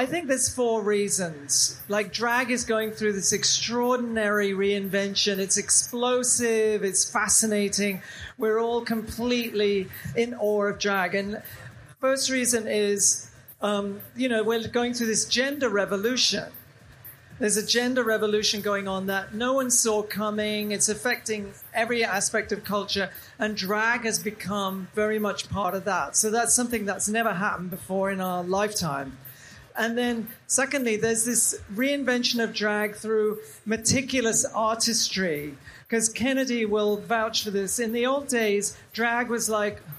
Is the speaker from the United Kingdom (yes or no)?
yes; England, United Kingdom; moved away; Because I'm from England, you know, I grew up in England.